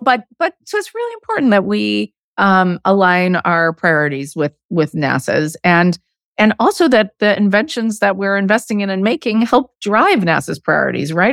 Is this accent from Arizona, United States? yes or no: yes; Arizona, United States; I grew up in Arizona